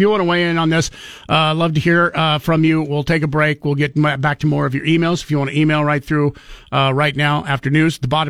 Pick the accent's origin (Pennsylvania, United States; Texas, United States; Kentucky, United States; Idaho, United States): Idaho, United States; Now, I was born and raised in Idaho, but Boise, Idaho, I've absolutely loved living here, even with all the growth that has gone on.